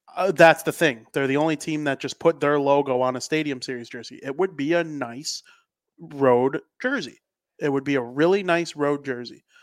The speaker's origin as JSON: {"language": "English", "country": "United States", "said": "as an American"}